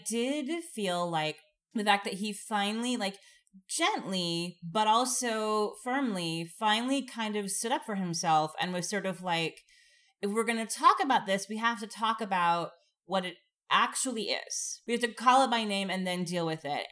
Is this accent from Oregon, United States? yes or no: yes; Oregon, United States; I'm from Oregon.